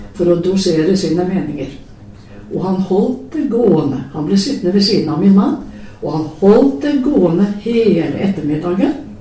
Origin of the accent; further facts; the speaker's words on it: Telemark, Norway; en bonde hjemme i Telemark